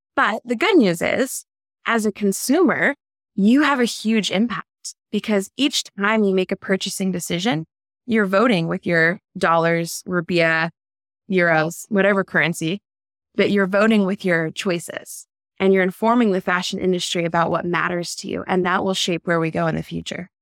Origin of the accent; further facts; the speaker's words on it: United States; I'm an American